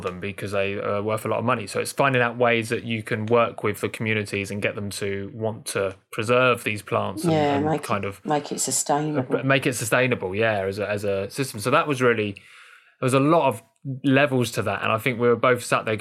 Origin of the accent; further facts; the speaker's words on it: London, United Kingdom; being Londoner and a local Londoner